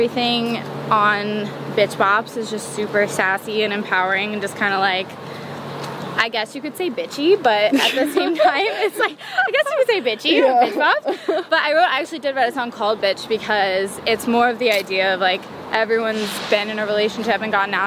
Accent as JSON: {"language": "English", "town": "Merritt Island", "region": "Florida", "country": "United States", "tie": "born or raised there", "moved": "yes", "lives_now": "Los Angeles, United States", "said": "growing up in Florida, it's like you're just in this small town"}